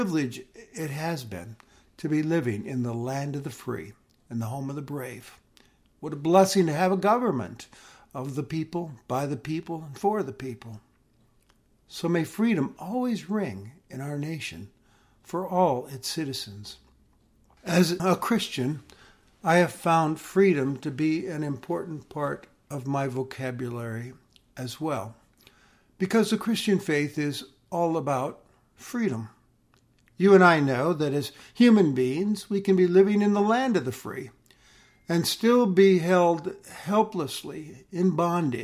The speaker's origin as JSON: {"language": "English", "country": "United States", "said": "We've always cherished our freedom as Americans"}